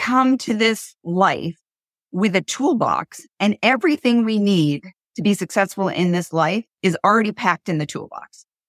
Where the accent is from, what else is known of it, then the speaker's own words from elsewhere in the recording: Maine, United States; We are down-to-earth, solid girls from Maine